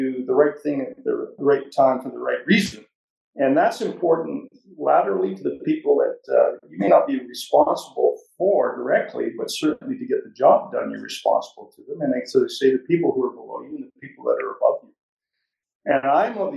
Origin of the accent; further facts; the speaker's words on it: Canada; When you travel as a Canadian to Europe